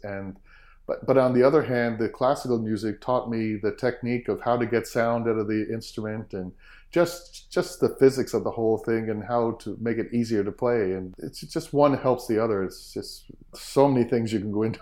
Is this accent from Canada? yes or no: yes; Sydney Mines, Nova Scotia, Canada; growing up in Sydney Mines, we had a piano at the house